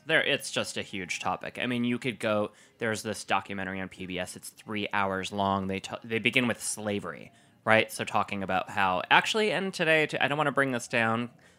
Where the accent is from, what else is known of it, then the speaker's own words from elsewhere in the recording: Wisconsin, United States; accent: Wisconsin; Sorry, my Wisconsin accent.